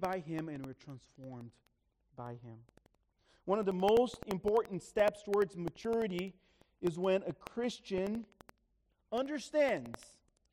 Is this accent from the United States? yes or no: no; Brazil; moved away; I grew up in Brazil.